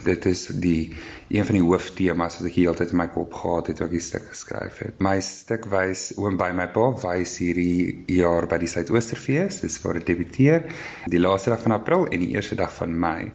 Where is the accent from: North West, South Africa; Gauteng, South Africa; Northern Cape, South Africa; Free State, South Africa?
Gauteng, South Africa; Pretoria; Ek is van Pretoria.